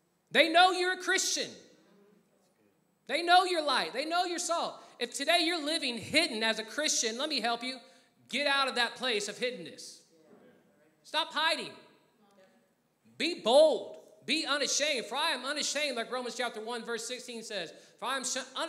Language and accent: English; Texas, United States; moved away; I'm from Texas, and I said that very Texanly just now